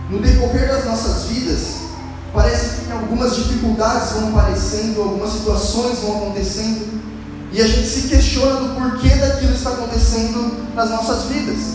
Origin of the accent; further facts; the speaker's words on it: Santo André, São Paulo, Brazil; Eu já mudei duas ou três vezes. Vim de Santo André para Atibaia, de Atibaia para Bragança e de Bragança eu voltei para Santo André.